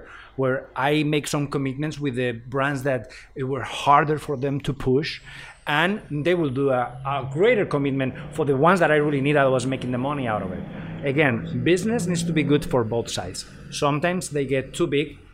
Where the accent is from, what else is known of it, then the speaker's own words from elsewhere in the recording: Spain; moved away; I'm from Spain